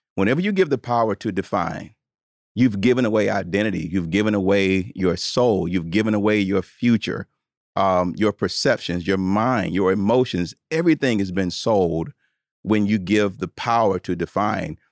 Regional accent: Tuscaloosa, Alabama, United States; born or raised there

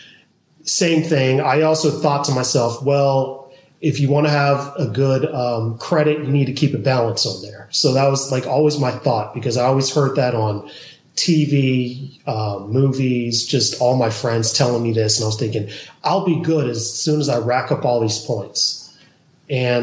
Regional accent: Georgia, United States; also born or lived in California; now in Austin, United States; I'm originally from Georgia.

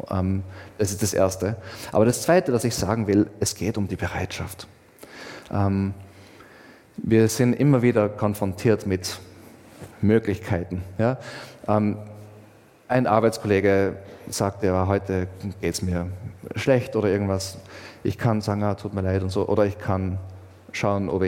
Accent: Austria; Ich meine, ich zum Beispiel bin schon Österreicher, aber auch was anderes.

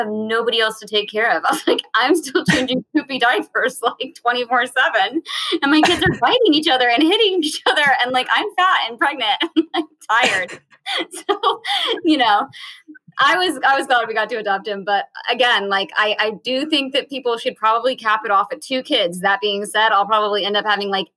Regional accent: Virginia, United States; moved away; I grew up in Virginia, so everyone sings at church, and I grew up singing in church

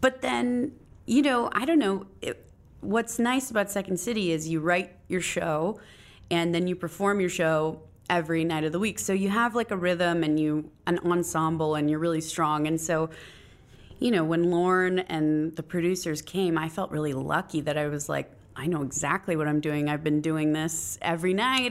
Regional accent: Phoenix, Arizona, United States; I was born in Phoenix, Arizona.

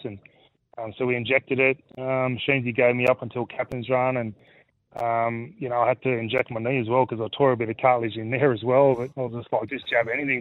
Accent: Australia; growing up in Australia, that's it's cricket in the summer and footy in the winter

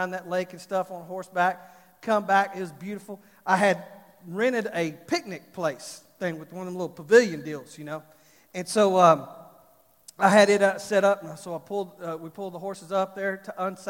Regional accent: Fort Worth, Texas, United States; I'm from Fort Worth, from Texas

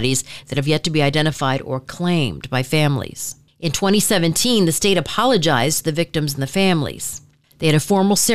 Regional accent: Michigan, United States; moved away; I'm from Michigan

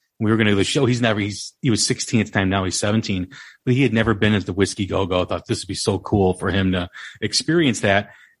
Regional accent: Des Plaines, Illinois, United States; I grew up in Des Plaines.

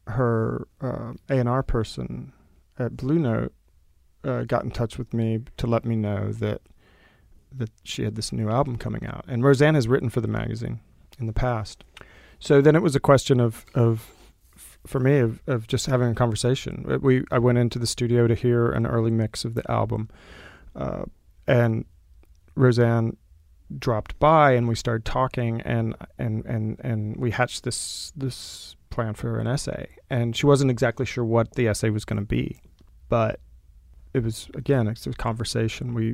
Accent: the South, United States; I don't live in the South, although I'm from the South.

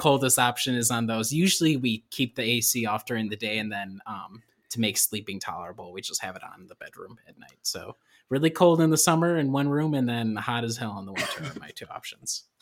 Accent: Illinois, United States; moved away; I am originally from Illinois

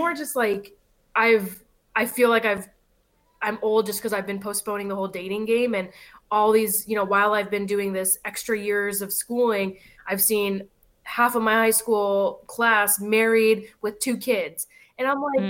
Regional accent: Los Angeles, California, United States; born and raised in LA, I have family here

